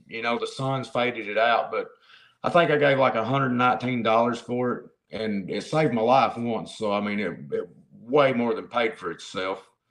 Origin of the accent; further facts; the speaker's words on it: Central Kentucky, United States; I am from Central Kentucky. Is the easiest way to put that. I'm outside of Lexington